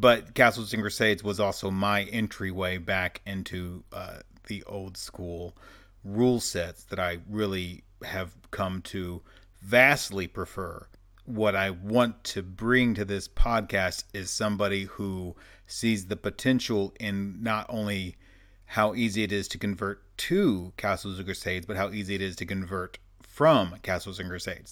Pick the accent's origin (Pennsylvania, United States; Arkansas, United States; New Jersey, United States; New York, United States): Arkansas, United States; I am actually from Arkansas